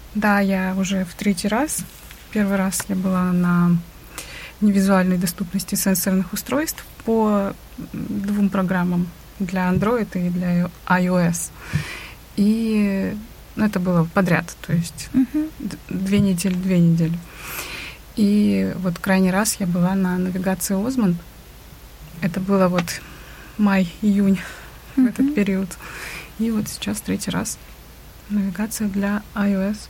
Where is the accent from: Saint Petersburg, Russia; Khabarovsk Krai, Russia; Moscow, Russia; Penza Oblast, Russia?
Khabarovsk Krai, Russia; Khabarovsk; я из Хабаровска, Вообще я занимаюсь реабилитацией